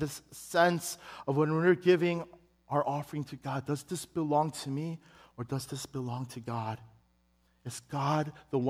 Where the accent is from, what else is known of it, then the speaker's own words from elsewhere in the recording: Chicago, Illinois, United States; we had it in Chicago, and it was at the church that I grew up in Chicago.